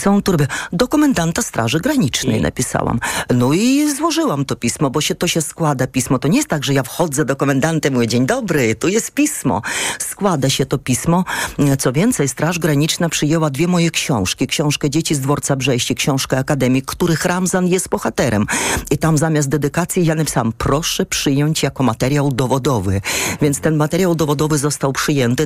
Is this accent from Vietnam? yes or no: no; Ukraine; also born or lived in Ursynów, Warsaw, Poland; now in Warsaw, Poland; my mamy inny system oświaty tam na Ukrainie